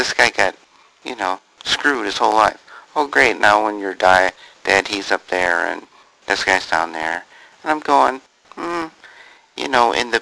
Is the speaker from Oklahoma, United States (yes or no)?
no; Missouri, United States; I'm from Missouri